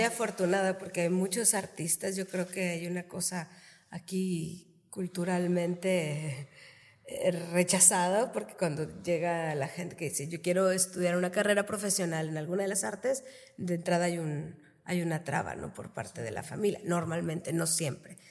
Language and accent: Spanish; Reynosa, Tamaulipas, Mexico; Yo también soy orgullosamente reinocense, tamaulipeca de hueso colorado